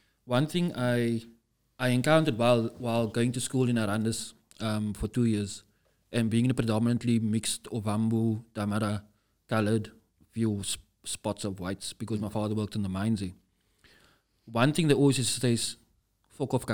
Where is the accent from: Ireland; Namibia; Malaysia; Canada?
Namibia; now in Cape Town, South Africa; I grew up in Namibia